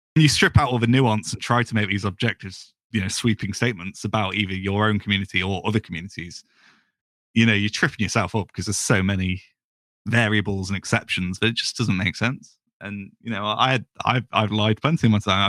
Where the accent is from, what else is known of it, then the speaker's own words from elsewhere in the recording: United Kingdom; I'm British